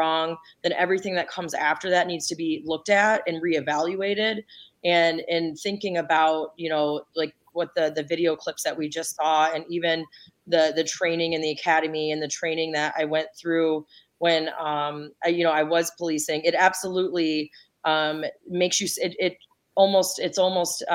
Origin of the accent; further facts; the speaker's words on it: Ypsilanti, Michigan, United States; I grew up in Ipsy and I was a police officer in the community where I grew up